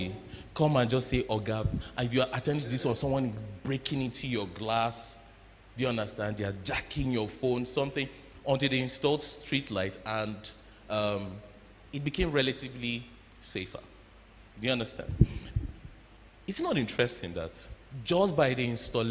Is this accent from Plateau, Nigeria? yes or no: yes; Jos, Plateau, Nigeria; moved away; my growing up in Jos